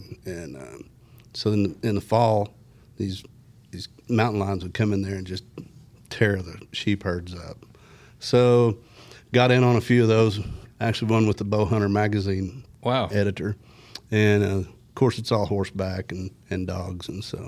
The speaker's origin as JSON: {"language": "English", "town": "Rogers", "region": "Arkansas", "country": "United States", "tie": "born or raised there", "also_born_or_lived": "Harrison, Arkansas / Helena, Arkansas / Montana", "said": "So I went to first to third grade in Helena, through fifth grade, middle of fifth grade year, 79, moved here. And finished school at Rogers, graduated"}